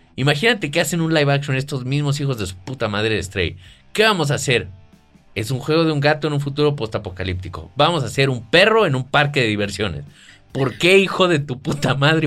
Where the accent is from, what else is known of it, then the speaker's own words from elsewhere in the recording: Mexico; yo soy mexicano